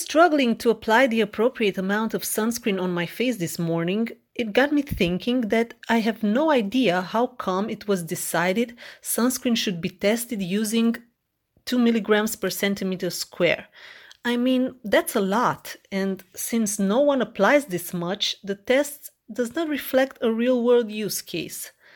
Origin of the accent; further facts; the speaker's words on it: Romania; I'm from Romania.